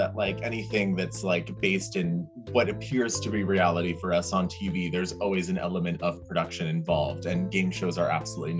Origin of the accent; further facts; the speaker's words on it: Canada; I am a Canadian citizen.